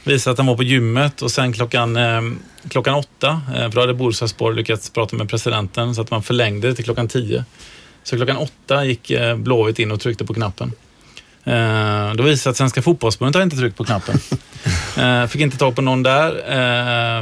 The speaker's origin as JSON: {"language": "Swedish", "town": "Gothenburg", "region": "Västra Götaland", "country": "Sweden", "said": "som göteborgare"}